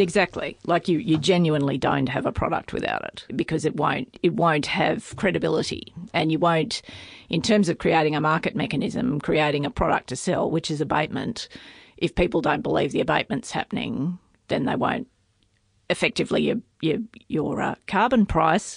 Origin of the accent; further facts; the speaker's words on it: Tamworth, New South Wales, Australia; moved away; I grew up in Tamworth, but I'm a long way from that now